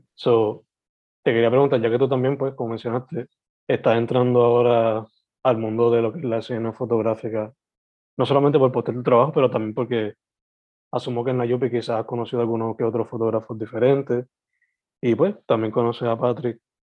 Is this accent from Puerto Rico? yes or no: yes; Sabana Grande, southwest Puerto Rico, Puerto Rico; also born or lived in San Germán; yo siendo alguien naturalmente del suroeste, porque me crié en Sabana Grande, San Germán, esas dos áreas